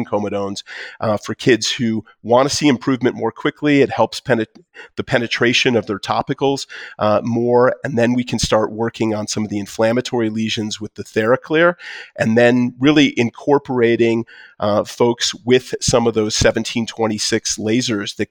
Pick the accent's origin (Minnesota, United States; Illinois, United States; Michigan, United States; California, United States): Michigan, United States; Detroit; now in Colorado, United States; I'm from Detroit